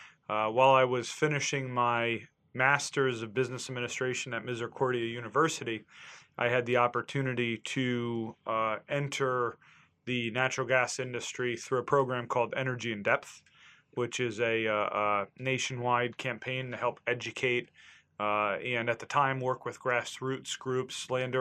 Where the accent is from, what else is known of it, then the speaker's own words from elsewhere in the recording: New York, United States; my own experience growing up in New York in the mining business.